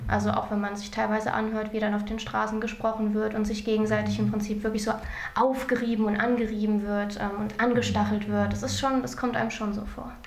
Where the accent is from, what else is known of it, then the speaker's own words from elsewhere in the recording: Germany; ich bin in Deutschland geboren